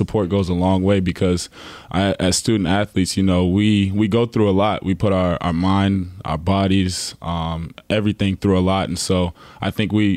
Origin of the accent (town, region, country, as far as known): Charleston, South Carolina, United States; moved away as an adult; now in Knoxville, United States